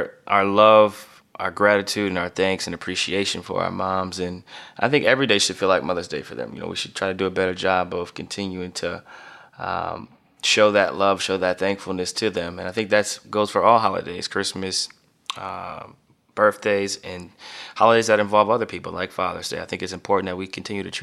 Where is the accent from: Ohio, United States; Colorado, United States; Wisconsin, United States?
Ohio, United States; Canton; moved away; Canton, Ohio, my hometown